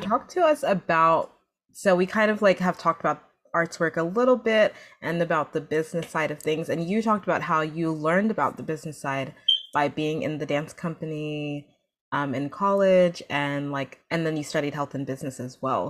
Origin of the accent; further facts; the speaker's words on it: New Jersey, United States; I was born in New Jersey, but my family is Nigerian.